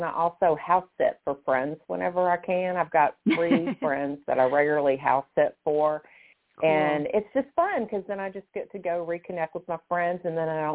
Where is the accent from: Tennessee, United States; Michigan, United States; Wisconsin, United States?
Tennessee, United States; Memphis; moved away as an adult; also born or lived in Kansas City / Chicago / Denver / Toano, Virginia; now in Pittsburgh, United States; I was born and raised in Memphis